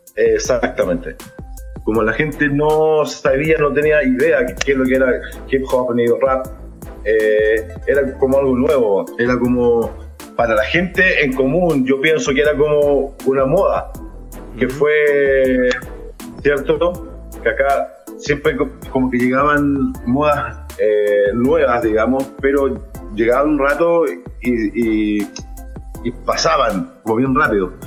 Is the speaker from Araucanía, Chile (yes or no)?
no; Santiago, Santiago Metropolitan Region, Chile; also born or lived in Chiloé; Nacido y criado en Chile, nacido y criado en Santiago de Chile